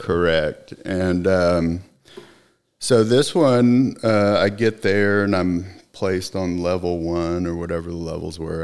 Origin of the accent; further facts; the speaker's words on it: Oklahoma City, Oklahoma, United States; also born or lived in Austin, Texas; now in Plano, United States; she decided that we would, uh, move back to Oklahoma City